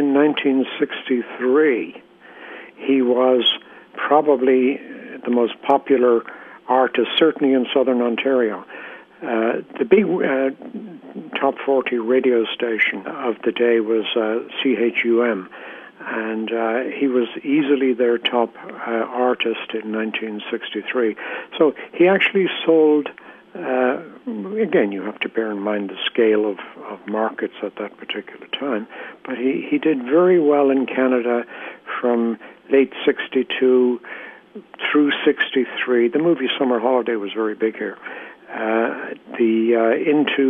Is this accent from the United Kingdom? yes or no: no; Ireland; I was born and raised in Ireland